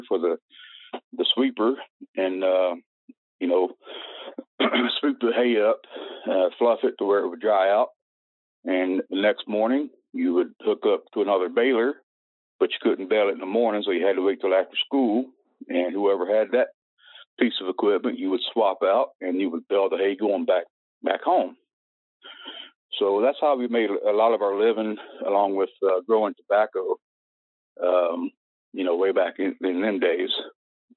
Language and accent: English; the Appalachians, North Carolina, United States; moved away; Growing up in North Carolina, up in the Appalachians, poverty